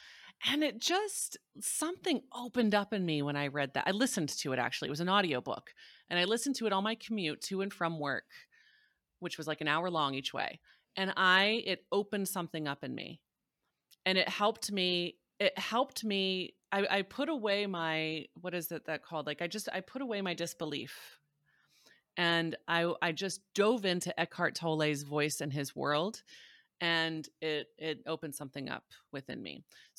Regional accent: Missouri, United States; So I was raised in Southern Missouri, which is a very strong buckle of the Bible Belt. Very like Southern Baptist

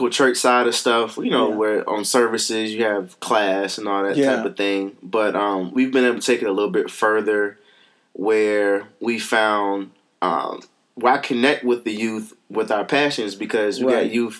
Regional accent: Richmond, Virginia, United States; I grew up here in Virginia, Richmond, Virginia.

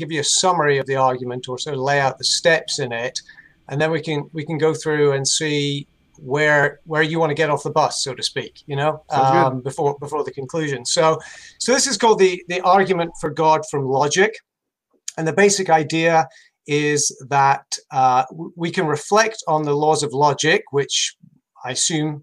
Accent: United Kingdom; moved away as an adult; now in Charlotte, United States; you can probably tell from my accent, I'm not from North Carolina. I'm from United Kingdom. Moved here 10 years ago

